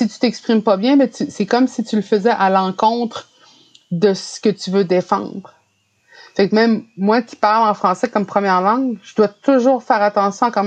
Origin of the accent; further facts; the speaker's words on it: Canada; first language French; moi, le français, c'est ma première langue parce que c'est celle que j'ai appris. Même si j'étais entourée euh, d'Inou qui parlaient de, façon fluide, l'Inou et j'ai appris le français